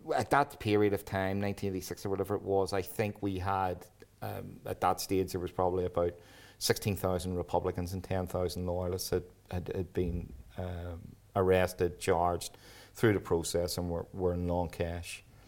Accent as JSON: {"language": "English", "town": "Belfast", "region": "Northern Ireland", "country": "United Kingdom", "tie": "born or raised there", "said": "I grew up on the Woodville Road. which is the top end of the shankill"}